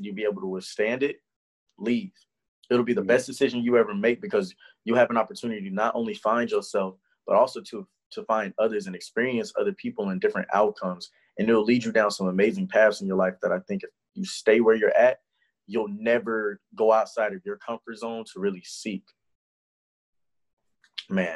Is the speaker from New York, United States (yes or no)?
no; Houston, Texas, United States; moved away as an adult; also born or lived in Nashville, Tennessee; I'm from Houston